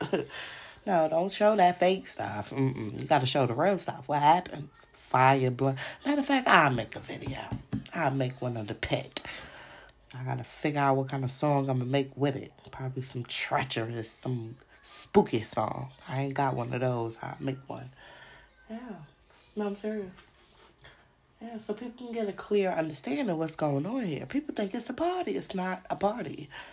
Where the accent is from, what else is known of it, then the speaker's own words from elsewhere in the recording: New York City, New York, United States; I'm from Brooklyn